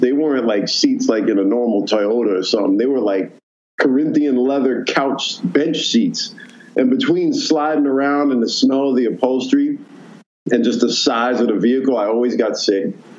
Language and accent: English; New York City, New York, United States; growing up in New York and having an advantage.